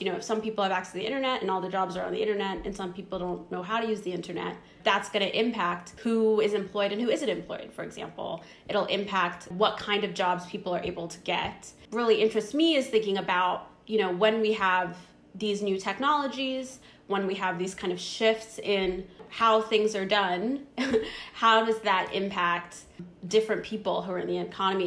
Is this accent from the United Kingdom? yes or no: no; Zimbabwe; moved away; I was born in Zimbabwe